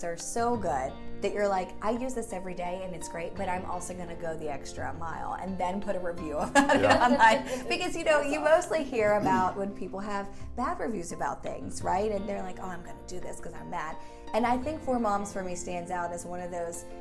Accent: Pittsburgh, Pennsylvania, United States; I'm actually from the Pittsburgh area as well.

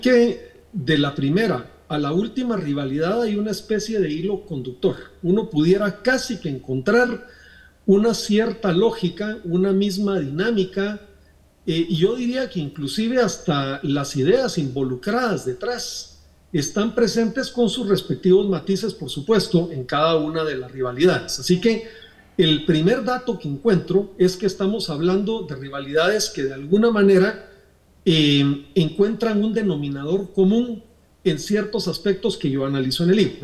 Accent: Guatemala; nosotros aspiramos como guatemaltecos

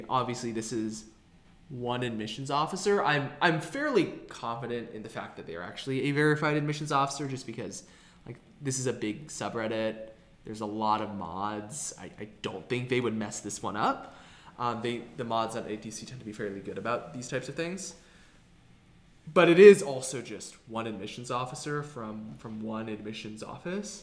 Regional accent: Texas, United States; the culture that I grew up in Texas

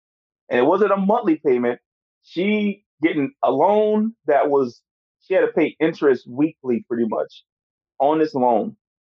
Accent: United States; now in South Korea; I'm from America.

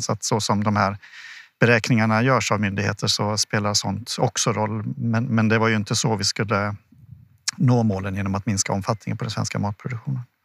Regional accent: Sweden

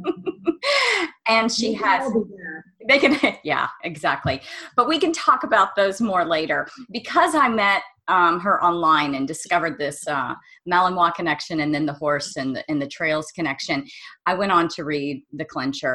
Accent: Amarillo, Texas, United States; moved away; I'm from Amarillo originally

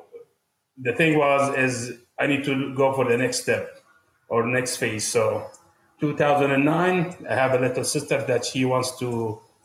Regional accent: Jordan; moved away as an adult; also born or lived in Qatar / Amman, Jordan; now in United States; I'm from Jordan, but I was born in Qatar

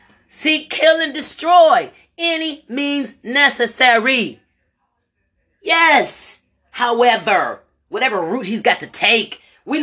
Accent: Lorain, Ohio, United States; moved away as an adult; now in Louisville, United States; my hometown of Lorain, Ohio

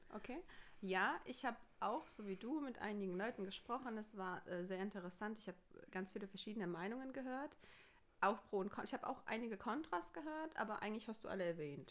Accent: Pirmasens, Rhineland-Palatinate, Germany; bei uns in Pirmasens

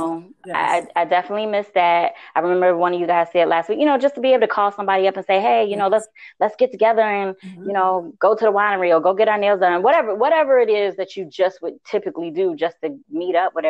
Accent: Southern Virginia, United States; moved away as an adult; I grew up in Southern Virginia, but I lived in the DMV for 20 years once I got out of college

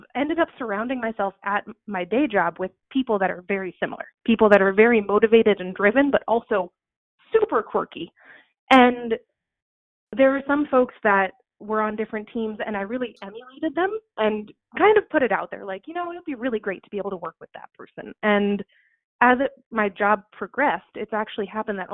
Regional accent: Suffolk County, Long Island, New York, United States; moved away as an adult; now in Maine, United States; I grew up in Suffolk County on Long Island, which has over 3 million people on it now

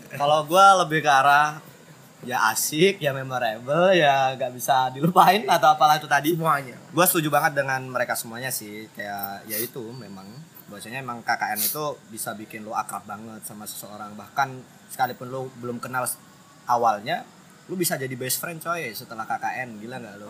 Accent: Jepara, Central Java, Indonesia; moved away; Blora sama kamp eh, sama kampung halaman gua ya deket banget. Jepara ke Blora itu sekitarnya 4 5 jam lah

